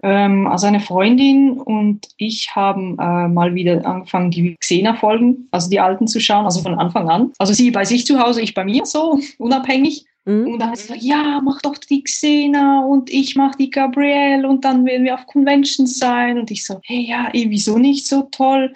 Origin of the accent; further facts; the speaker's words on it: Switzerland; bei uns in der Schweiz